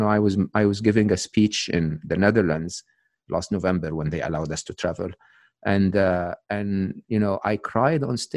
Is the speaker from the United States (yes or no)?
no; Egypt; English is a second language; moved away; I'm Egyptian. I'm born and raised in Egypt.